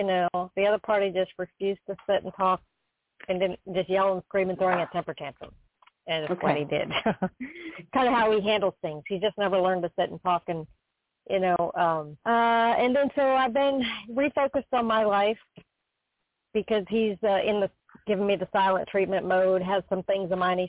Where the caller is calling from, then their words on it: Florida, United States; from Florida.